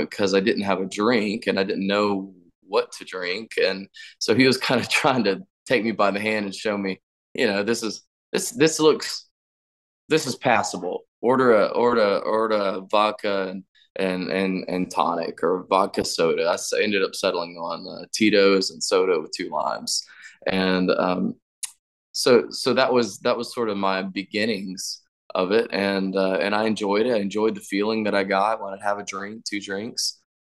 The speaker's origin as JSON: {"language": "English", "region": "Florida", "country": "United States", "tie": "born there", "said": "So I was born in Florida, and then we moved around like we were fugitives."}